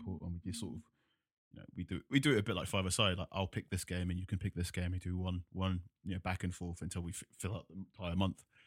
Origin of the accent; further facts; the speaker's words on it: London, United Kingdom; I grew up in London